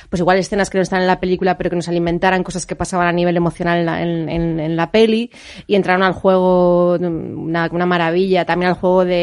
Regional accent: Alicante, Valencian Community, Spain; yo soy de Alicante, pero he llorado como si mi familia fuera vasca.

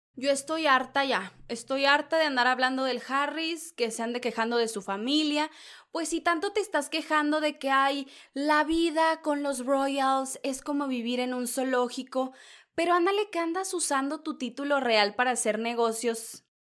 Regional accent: northern Mexico, Mexico; soy norteña

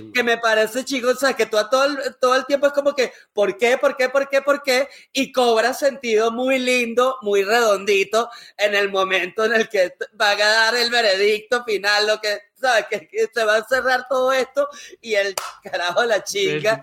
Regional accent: Venezuela; como venezolano

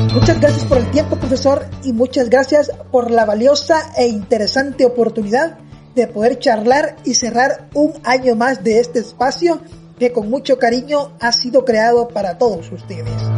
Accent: El Salvador; así somos los salvadoreños

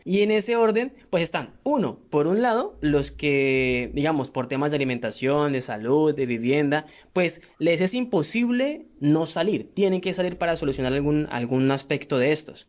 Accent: Colombia; nos compone como colombianos

